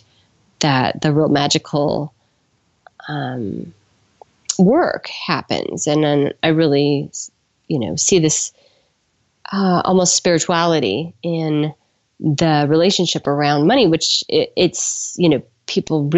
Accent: California, United States; I was raised by glassblowers in California

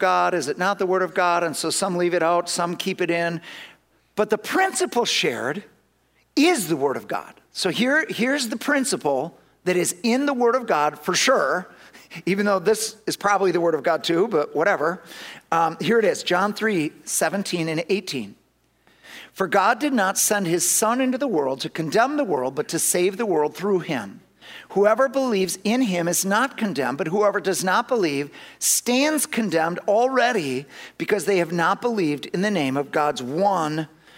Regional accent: Madison, Wisconsin, United States; I'm from Madison

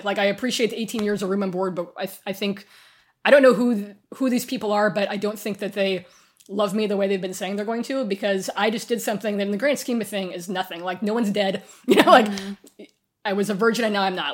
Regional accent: far western Kansas, United States; moved away as an adult; also born or lived in Sacramento; I'm from far western Kansas

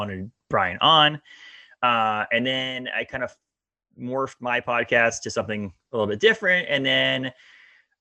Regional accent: Maine, United States; also born or lived in Massachusetts; I was born in Maine, grew up in southern Maine until I was 10, moved to Bangor.

